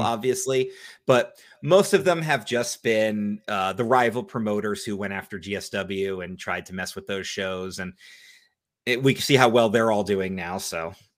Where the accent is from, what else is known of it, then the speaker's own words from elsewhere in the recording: New Jersey, United States; I love New Jersey, that's my home state